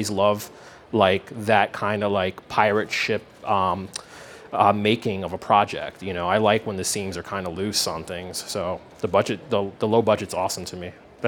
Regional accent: Philadelphia, Pennsylvania, United States; I'm from Philadelphia.

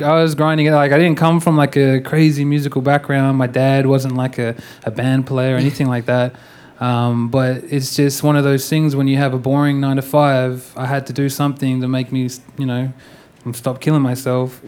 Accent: Perth, Western Australia, Australia; I'm from Australia, Perth, Western Australia

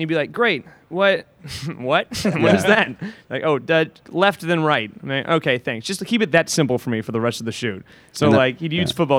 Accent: Atlanta, Georgia, United States; moved away as an adult; also born or lived in New York; I grew up in Atlanta, and I played baseball and basketball and soccer like every little boy does, really, and I loved the Braves.

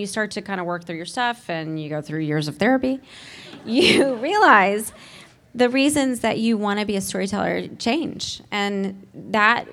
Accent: Nashville, Tennessee, United States; I grew up in Nashville, Tennessee, with parents who were a doctor and a nurse

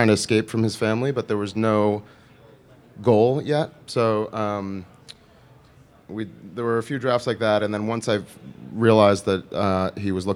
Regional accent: New York, United States; also born or lived in Los Angeles; I'm from New York

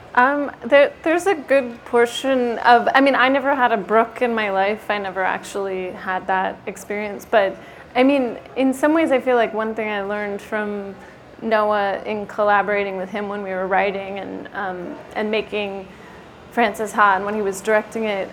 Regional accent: Sacramento, California, United States; I'm from Sacramento

